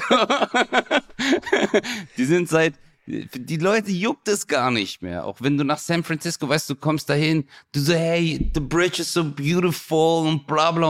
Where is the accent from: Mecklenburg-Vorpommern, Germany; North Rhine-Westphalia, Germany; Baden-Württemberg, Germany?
Baden-Württemberg, Germany; Stuttgart; ich komme ja auch aus Stuttgart